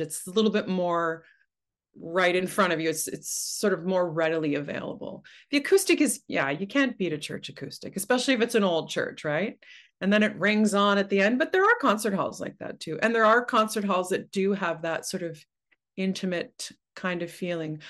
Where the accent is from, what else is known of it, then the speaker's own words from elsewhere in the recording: Oshawa, Ontario, Canada; also born or lived in Waterloo; now in Toronto, Canada; I grew up in Oshawa